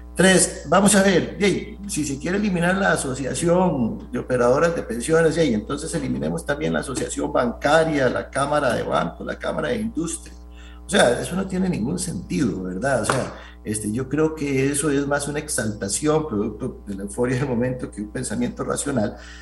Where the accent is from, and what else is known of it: Costa Rica